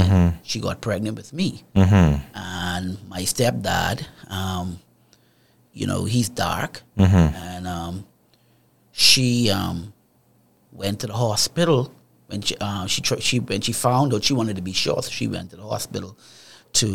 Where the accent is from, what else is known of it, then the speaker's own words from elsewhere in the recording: Nassau, New Providence, Bahamas; I was born in Nassau, Bahamas